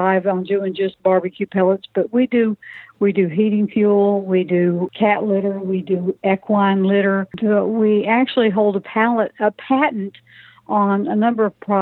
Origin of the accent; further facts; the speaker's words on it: South Georgia, United States; now in Pine Bluff, United States; I'm from South Georgia originally